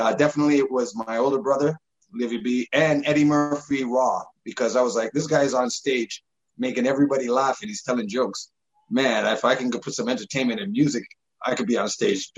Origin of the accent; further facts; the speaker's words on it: Toronto, Ontario, Canada; where we grew up in Scarborough, right at Markham, between Markham and Eglinton and Lawrence. And then we moved to Malvern right after